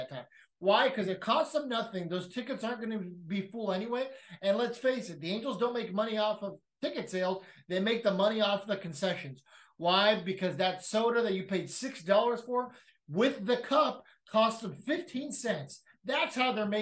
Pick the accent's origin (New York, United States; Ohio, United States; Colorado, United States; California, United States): California, United States; San Diego; growing up in San Diego